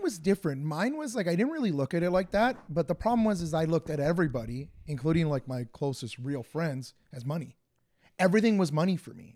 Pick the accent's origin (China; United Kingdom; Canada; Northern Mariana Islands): Canada; Woodbridge, Ontario; I'm from Woodbridge